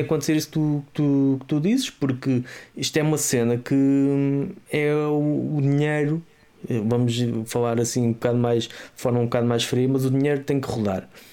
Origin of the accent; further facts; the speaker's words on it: Azambuja, Lisbon, Portugal; onde eu cresci, a zona da Zambuja, a linha da Zambuja